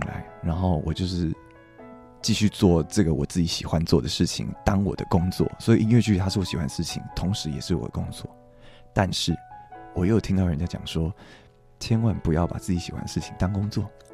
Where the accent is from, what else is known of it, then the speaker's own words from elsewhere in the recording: Taiwan; first language Taiwanese Hokkien; 我是一个台湾人